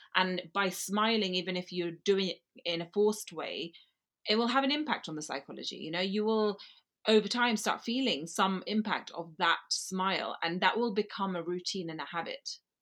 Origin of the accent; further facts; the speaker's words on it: Gujarat, India; now in London, United Kingdom; Gujarati, which is where I come from, Gujarat region of India